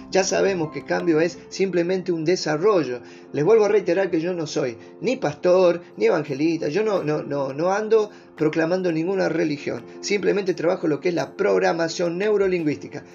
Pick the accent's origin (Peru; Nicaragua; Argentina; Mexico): Argentina; soy argentino. Gracias a Dios de haber nacido en este país